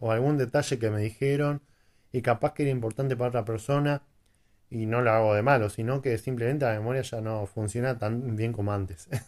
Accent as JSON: {"language": "Spanish", "town": "Quilmes", "region": "Buenos Aires Province", "country": "Argentina", "said": "Soy de Buenos Aires, de zona sur. Para que conozca la cerveza Quilmes, de ahí, precisamente"}